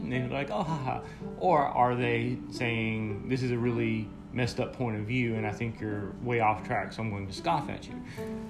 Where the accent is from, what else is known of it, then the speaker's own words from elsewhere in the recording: the South, United States; environmental influences that I've experienced being a Southerner. So that's what I mean by not being of the South. I don't fully claim it. I have to admit that I'm from here, and part of the dynamic of this blog is to get me to a realization, to a reconciliation of how I feel about my Southern heritage.